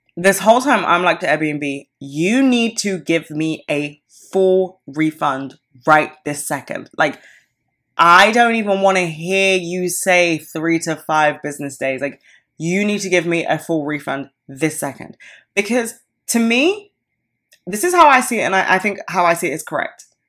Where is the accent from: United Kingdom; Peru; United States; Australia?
United Kingdom; I am, like, so British